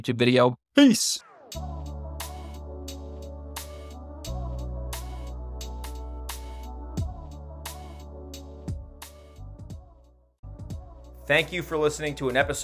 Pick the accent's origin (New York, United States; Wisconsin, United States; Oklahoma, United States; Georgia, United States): New York, United States; Monroe; now in Nevada, United States; Monroe, New York, my hometown, ironically, where I was born and raised. And now I live in Nevada